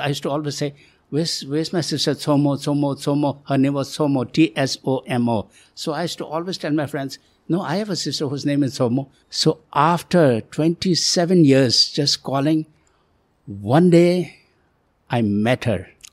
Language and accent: English; India; moved away; also born or lived in Tibet / Nepal; I moved to India from Nepal